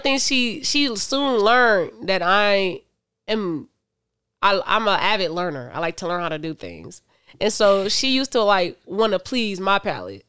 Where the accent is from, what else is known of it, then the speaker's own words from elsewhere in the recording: Michigan City, Indiana, United States; I was raised in Michigan City, Indiana